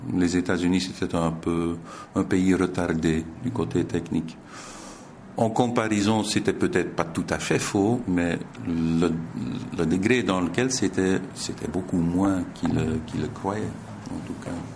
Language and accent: French; Zolder, Flanders, Belgium; Je suis né à Zolder. J'ai grandi à Zolder, tout près du circuit